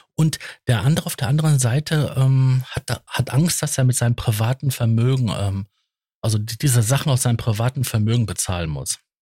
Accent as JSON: {"language": "German", "town": "Datteln", "region": "North Rhine-Westphalia", "country": "Germany", "tie": "born or raised there", "said": "ich bin ja gebürtig aus Datteln"}